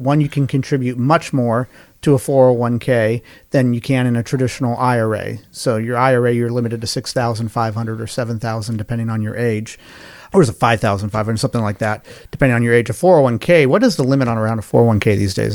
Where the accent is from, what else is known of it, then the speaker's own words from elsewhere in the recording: Colorado, United States; moved away as an adult; now in Carolinas, United States; my home state is Colorado. I, uh, have lived in Colorado, uh, in Carolinas now more than I've lived in Colorado, but Colorado's still kind of my home base